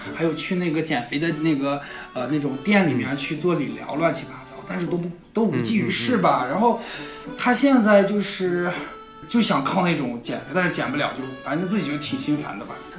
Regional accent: Hohhot, Inner Mongolia, China; 我是内蒙古呼和浩特的

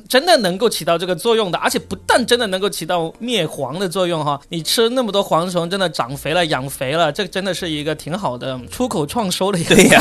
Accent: China; 我们中国人

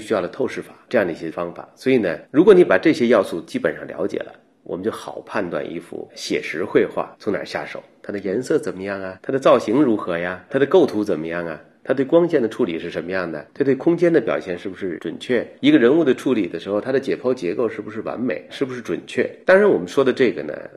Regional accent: China; 我们中国人

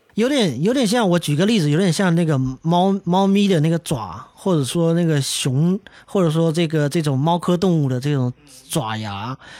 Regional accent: China; 就是我们中国人去韩国的

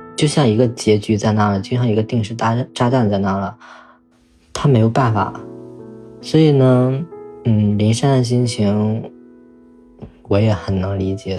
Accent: northern China, China; 我来自 ，嗯，北方的一个很小的一个城市

